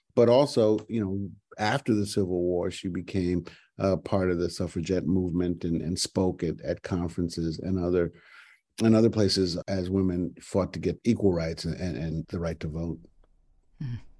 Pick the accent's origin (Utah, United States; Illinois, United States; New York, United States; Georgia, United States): New York, United States; New York City; I'm from New York City